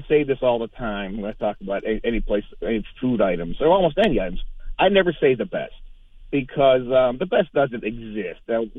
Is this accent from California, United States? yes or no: no; Duquesne, Pennsylvania, United States; also born or lived in West Mifflin, Pennsylvania; I grew up in Duquesne until I was like 10 or 11 years old, and I moved across the border to a garden spot of America, West Mifflin, Pennsylvania.